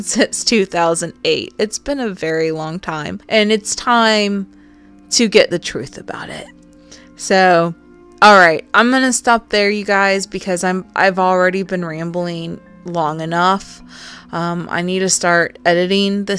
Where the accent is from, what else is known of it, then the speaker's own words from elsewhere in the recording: the South, United States; accent: southern; My southern accent